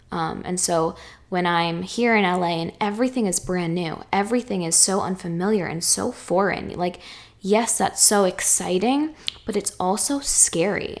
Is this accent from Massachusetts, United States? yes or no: yes; Chelmsford, Massachusetts, United States; moved away as an adult; also born or lived in Boston, Massachusetts; now in Los Angeles, United States; fourth grade me, who lived in Chelmsford, Mass her whole life